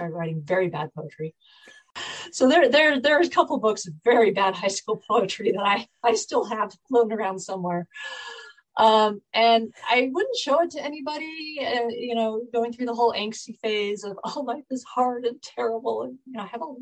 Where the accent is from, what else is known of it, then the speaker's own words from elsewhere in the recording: Bay Area, California, United States; moved away as an adult; also born or lived in Michigan; I'm actually originally from the Bay Area down in California. So I grew up there